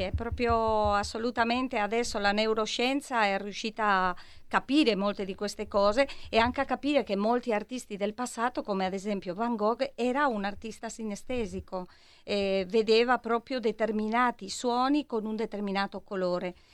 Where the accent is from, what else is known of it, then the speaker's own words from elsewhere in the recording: Madrid, Community of Madrid, Spain; Italian is a second language; now in Milan, Italy; sono una milanese di Madrid o una madrilena di Milano